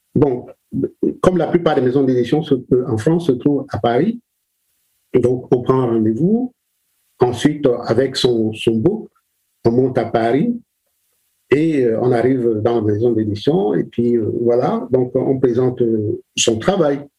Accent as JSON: {"language": "French", "town": "Douala", "region": "Littoral", "country": "Cameroon", "tie": "born or raised there", "said": "je suis né au Cameroun, je suis euh, né à Douala"}